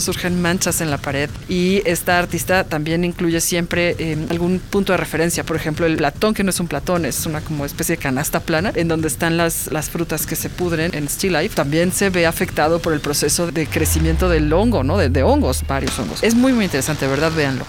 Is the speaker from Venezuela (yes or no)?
no; Mexico